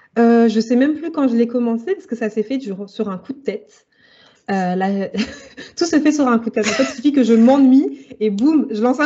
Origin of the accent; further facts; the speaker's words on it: Île-de-France, France; Alors, j'ai grandi en Île-de-France, donc j'ai un peu vivoté entre la très très proche banlieue et Paris.